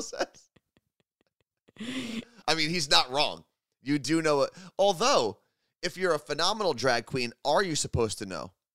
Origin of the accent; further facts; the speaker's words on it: New Jersey, United States; moved away as an adult; now in Seattle, United States; we both grew up in New Jersey, right? That's, that's our home.